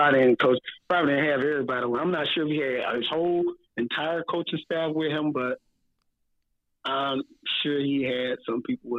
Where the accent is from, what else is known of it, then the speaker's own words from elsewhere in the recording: Daytona Beach, Florida, United States; I grew up in Daytona Beach.